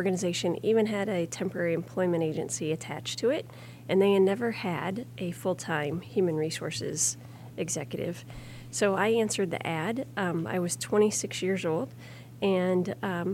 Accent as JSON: {"language": "English", "town": "Grundy Center", "region": "Iowa", "country": "United States", "tie": "born or raised there", "said": "I grew up in Grundy Center with about 3,000 people."}